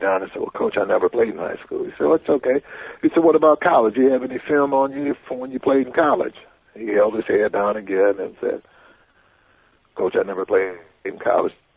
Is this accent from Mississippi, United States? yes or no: yes; Gulfport, Mississippi, United States; I'm from Gulfport, uh, about 187 miles from Jackson